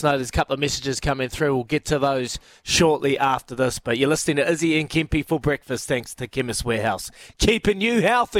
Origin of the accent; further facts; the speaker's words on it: Queensland, Australia; I'm Queenslander